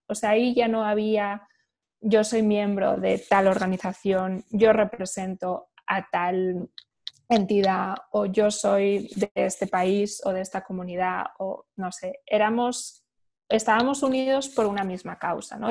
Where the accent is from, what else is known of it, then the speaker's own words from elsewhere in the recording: Spain; Yo pues soy española, he crecido en un, un ambiente o digamos en un, contexto europeo